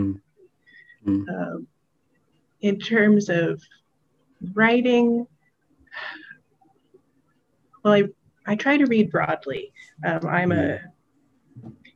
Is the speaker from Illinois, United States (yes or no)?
no; Western Kentucky, United States; I grew up in Western Kentucky.